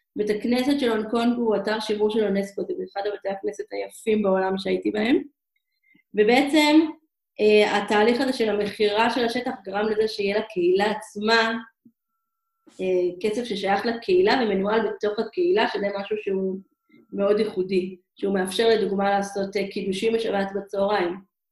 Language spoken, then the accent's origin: Hebrew; Israel; moved away as an adult; also born or lived in Hong Kong; אנחנו ישראלים רגילים